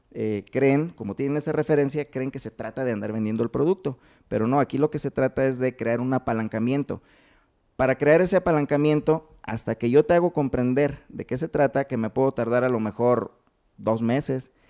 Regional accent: Uruapan, Michoacán, Mexico; De Uruapan

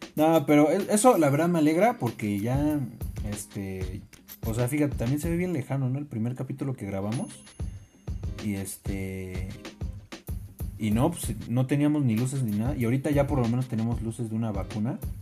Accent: Mexico; Lo bueno es que nosotros somos mexicanos.

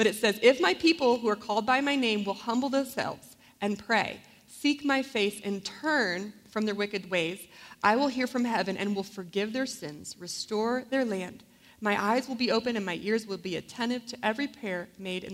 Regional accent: Florida, United States; I grew up in Florida

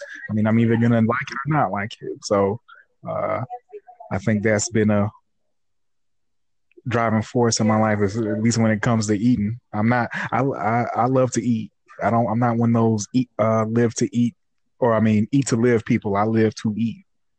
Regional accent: the South, United States; I was born in the South

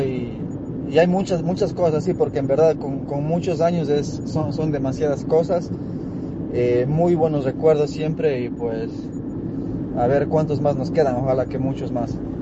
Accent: Cuenca, Azuay, Ecuador; now in New York, United States; yo soy de Cuenca, Ecuador, pero, pero vivimos acá en, en Nueva York

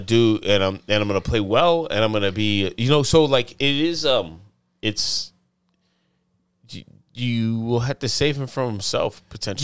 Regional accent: the South, United States; I'm from the South

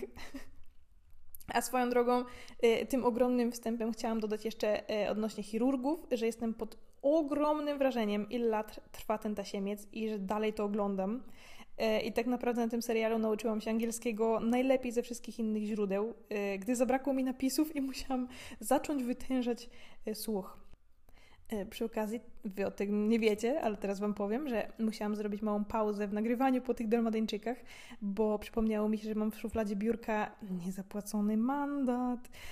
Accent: Gorzów Wielkopolski, Lubusz Voivodeship, Poland; moved away as an adult; now in Austria; u mnie w Gorzowie są takie duże górki, jedna z blisko szpitala koło Kastoramy

